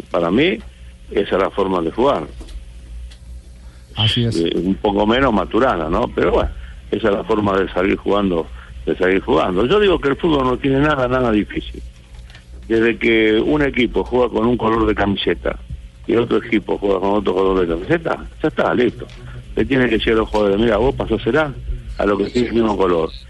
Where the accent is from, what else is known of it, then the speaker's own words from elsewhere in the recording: Argentina; Es grande, ¿qué hacemos? Somos argentinos.